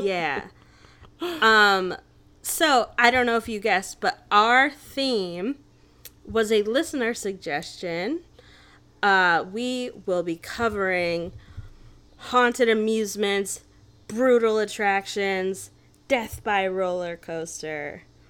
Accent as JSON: {"language": "English", "town": "Naperville", "region": "Illinois", "country": "United States", "tie": "born or raised there", "said": "I grew up in Naperville"}